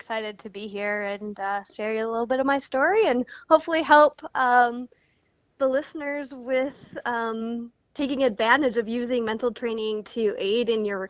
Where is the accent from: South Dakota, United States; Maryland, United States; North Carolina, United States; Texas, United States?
South Dakota, United States; Well, I grew up in South Dakota.